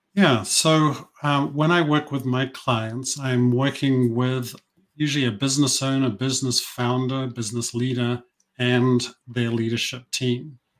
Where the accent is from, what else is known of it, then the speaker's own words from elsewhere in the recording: New Zealand; moved away; I grew up in New Zealand. This is where this accent comes from.